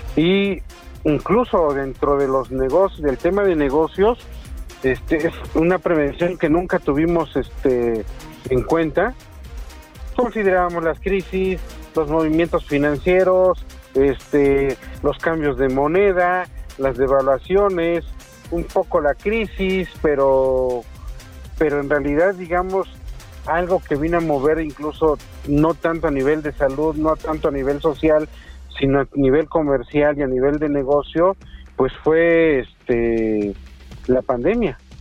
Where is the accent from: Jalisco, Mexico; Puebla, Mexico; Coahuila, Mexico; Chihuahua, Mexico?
Puebla, Mexico; Tehuacán; moved away as an adult; also born or lived in Mexico City; yo soy oriundo de Tehuacán, Puebla